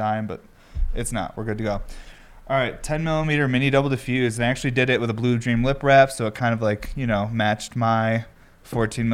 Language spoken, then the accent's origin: English; New York, United States; I'm from New York